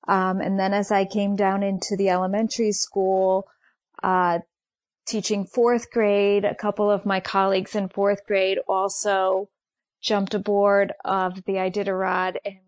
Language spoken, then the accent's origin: English; Mansfield, Connecticut, United States; I'm from Mansfield, Connecticut.